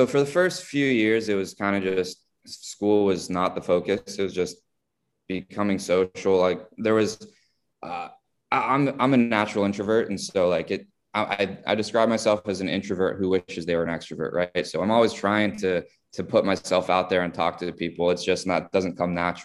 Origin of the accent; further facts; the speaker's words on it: South Florida, United States; growing up in South Florida did, took Spanish for many years in school